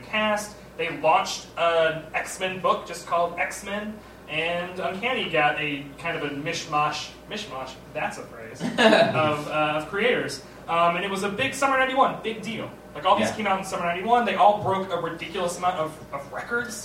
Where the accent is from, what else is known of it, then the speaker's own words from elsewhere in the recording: the South, United States; I'm from the South.